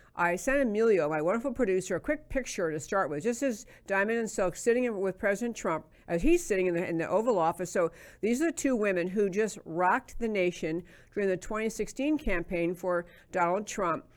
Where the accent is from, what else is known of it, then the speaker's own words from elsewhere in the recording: New York, United States; I grew up in New York